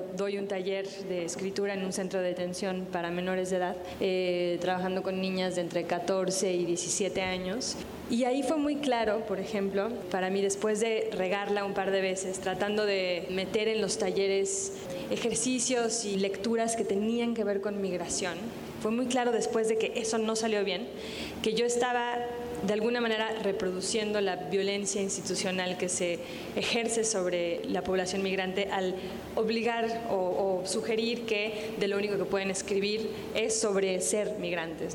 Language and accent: Spanish; Mexico; Cuando decía México